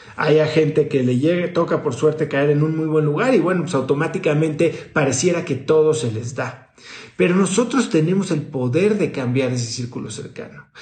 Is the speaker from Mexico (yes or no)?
yes; Mexico; born or raised there; moved away as an adult